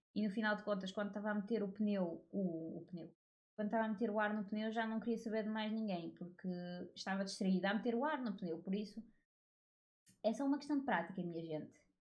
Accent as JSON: {"language": "Portuguese", "country": "Portugal", "tie": "born or raised there", "said": "Eu nasci em Portugal"}